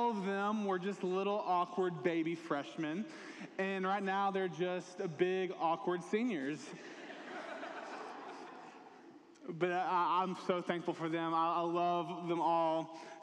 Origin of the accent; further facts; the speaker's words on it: Dalton, Georgia, United States; moved away as an adult; now in East Alabama, United States; growing up in North Georgia in a little town called Dalton, I was around the mountains a pretty good bit